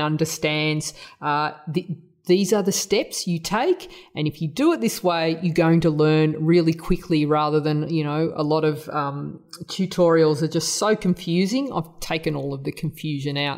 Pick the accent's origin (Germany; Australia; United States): Australia; accent: Australian; my Australian accent